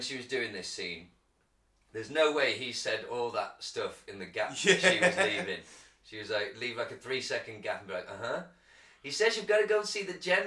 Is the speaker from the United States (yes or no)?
no; United Kingdom; I'm British